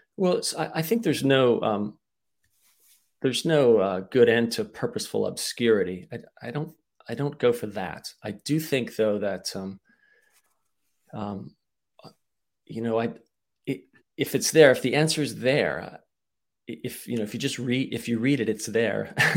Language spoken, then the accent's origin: English; United States; also born or lived in Bratislava, Slovakia; I'm entirely American